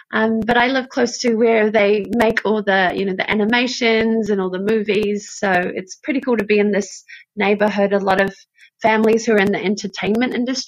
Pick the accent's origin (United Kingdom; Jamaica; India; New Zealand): New Zealand; Auckland; first language English; moved away as an adult; also born or lived in Whangaruru; now in Burbank, United States; Well, I'm up in Auckland. So born and raised in Auckland, but my whānau, my family is from up north, from a very small place called Whangarūrū, which is about 45 minutes past Whangarei.